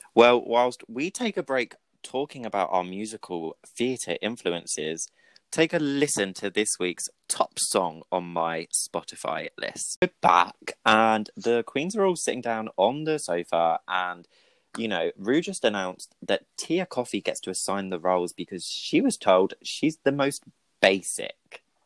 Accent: Brighton, South East England, United Kingdom; I'm also from Brighton

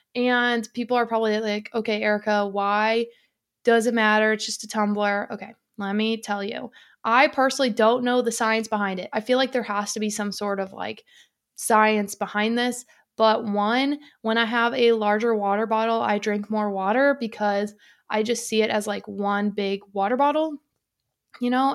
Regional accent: Detroit, Michigan, United States; moved away; growing up in the Detroit area

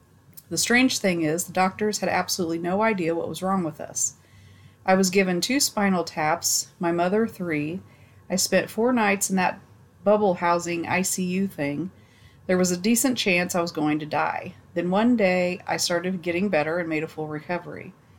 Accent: Indiana, United States; I'm from Indiana, and a couple years back, my mother was driving my sister and I to school.

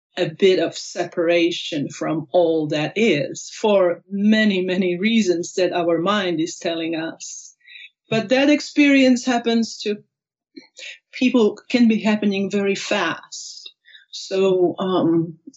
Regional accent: Poland; also born or lived in Maui, Hawaii / Anchorage, Alaska; now in Reno, United States; I was born in Poland. My parents were actors. I grew up for the first few years with my grandma

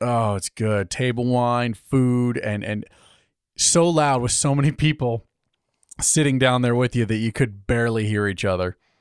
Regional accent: United States; Us good Italian heritage. so, we're American

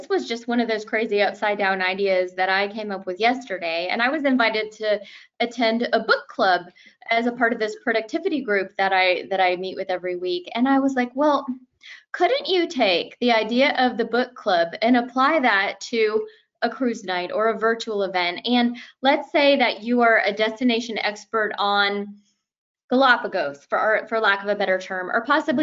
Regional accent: Miami, Florida, United States; I'm from Miami

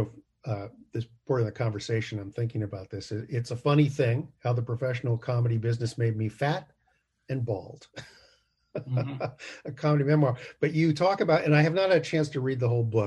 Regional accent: West Coast, United States; I'm from the West Coast

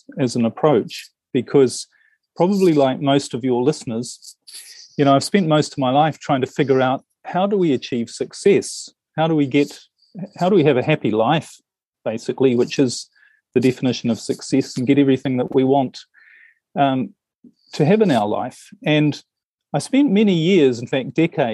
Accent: New Zealand; now in Europe; I'm originally from New Zealand, and I spend most of my time in Europe these days

